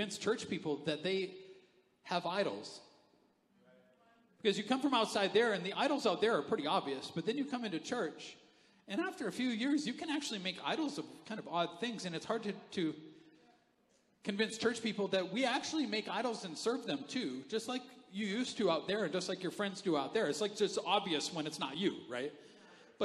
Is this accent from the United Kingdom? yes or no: no; Canada; I'm Canadian. We need furnaces